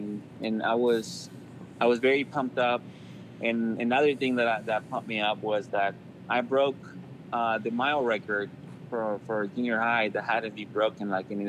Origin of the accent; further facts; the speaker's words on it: Anaheim, California, United States; I grew up in Anaheim. We call it Anaheim, but it's Anaheim. There was just so much crime where I live.